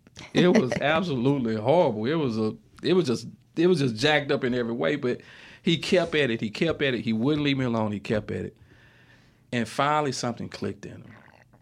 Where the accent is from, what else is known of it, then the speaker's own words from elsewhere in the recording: Mississippi, United States; they have a tendency to want to look down on us because we're from Mississippi.